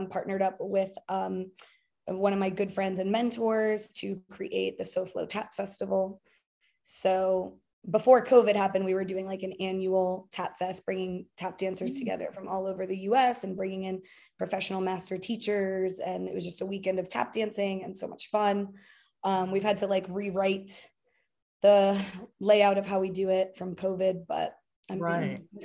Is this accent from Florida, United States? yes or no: yes; South Florida, United States; moved away as an adult; I'm originally from South Florida